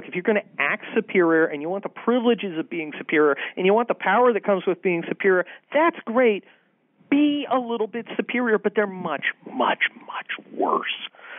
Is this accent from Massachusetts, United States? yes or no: no; San Mateo, California, United States; when I was a kid growing up in San Mateo, California